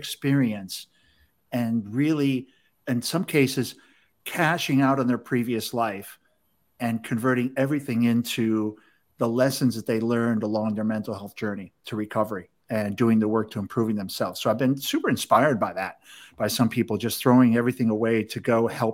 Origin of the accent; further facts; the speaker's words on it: Chicago, Illinois, United States; I'm from Chicago. We always say you guys.